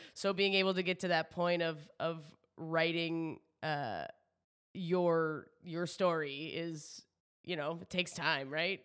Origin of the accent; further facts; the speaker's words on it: New Brunswick, Canada; now in Toronto, Canada; I'm from the East Coast, so I'm originally from New Brunswick, living in Toronto.